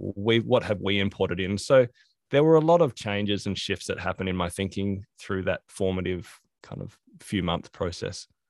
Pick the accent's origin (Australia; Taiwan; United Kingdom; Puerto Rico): Australia; growing up in Australia